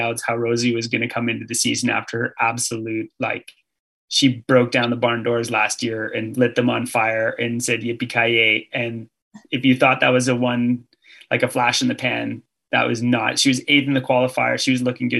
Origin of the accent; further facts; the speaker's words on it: Canada; as a Canadian